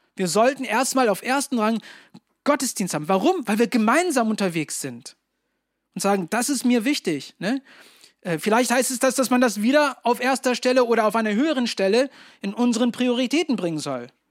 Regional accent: Germany; als Deutsche

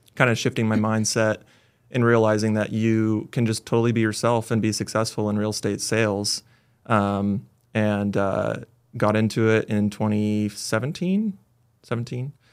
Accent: Lakehead, California, United States; also born or lived in Bay Area, California; born in the Bay Area, moved up to Lakehead, actually, when we were, I was a baby

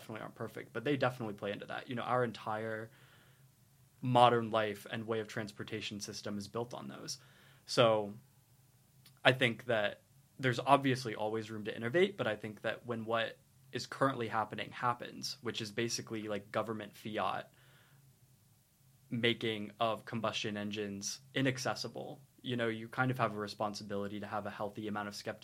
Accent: Lewisburg, West Virginia, United States; moved away as an adult; now in St Andrews, United Kingdom; I'm from Lewisburg, West Virginia

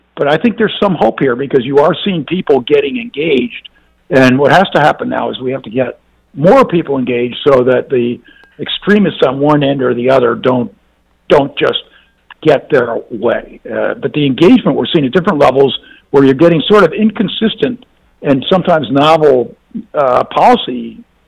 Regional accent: Mississippi, United States; I'm from Mississippi

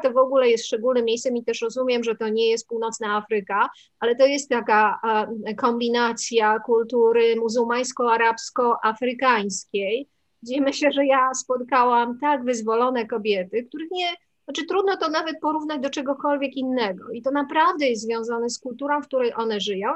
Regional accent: Poland; urodziłam się w Polsce

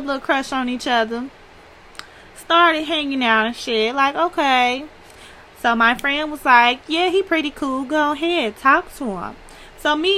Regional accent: Chicago, Illinois, United States; I'm from Chicago

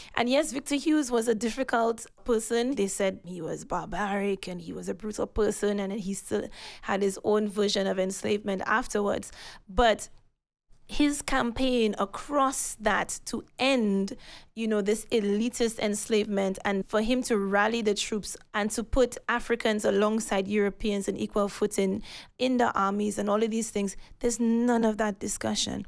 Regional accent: St. Lucia; now in London, United Kingdom; growing up in Senusha

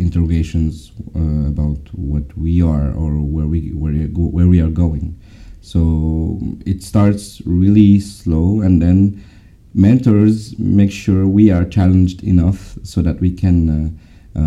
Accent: Brittany, France; I'm French. I'm from Brittany, in the west of France.

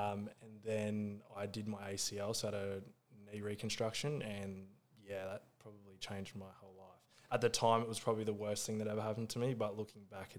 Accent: Gold Coast, Queensland, Australia; Yep, so I'm currently 25. I'm from the Gold Coast.

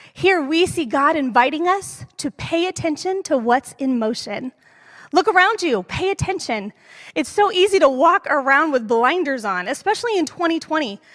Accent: East Bay, California, United States; moved away as an adult; now in San Jose, United States; Growing up in the East Bay

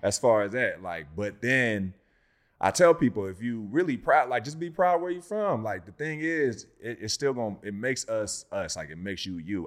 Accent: Inland Empire, California, United States

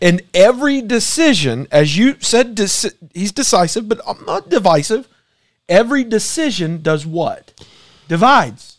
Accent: United States

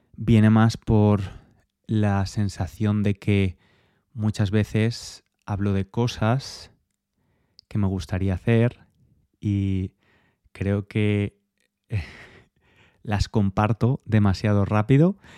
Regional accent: Spain; moved away as an adult; now in England, United Kingdom; Soy español

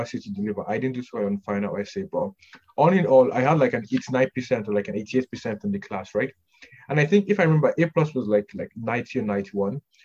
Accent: Canada; I'm, I'm Canadian most for the most part

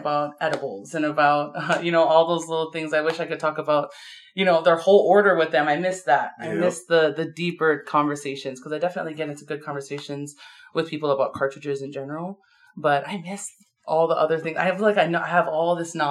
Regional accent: Maui, Hawaii, United States; moved away; I'm from Maui

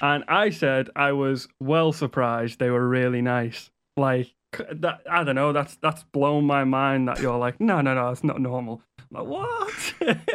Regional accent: Liverpool, North West England, United Kingdom; also born or lived in Wales; I'm from Liverpool

